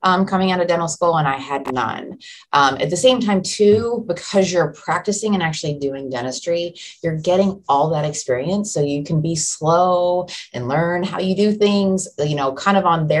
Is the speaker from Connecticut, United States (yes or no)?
no; Florida, United States; moved away as an adult; also born or lived in San Diego, California / Atsugi, Japan / Shelbyville, Kentucky; now in Louisville, United States; I'm from Florida